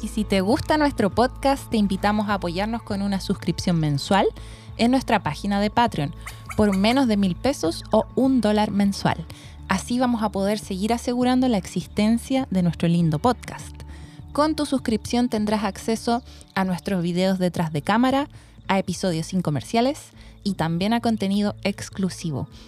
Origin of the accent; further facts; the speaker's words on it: Santiago, Santiago Metropolitan Region, Chile; Yo igual soy santiaguina